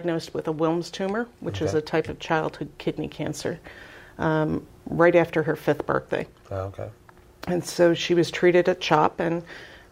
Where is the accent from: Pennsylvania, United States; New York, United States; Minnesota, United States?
Pennsylvania, United States; Philadelphia; moved away as an adult; now in Spring-Ford area, United States; I grew up in Philadelphia, as you can tell by my accent.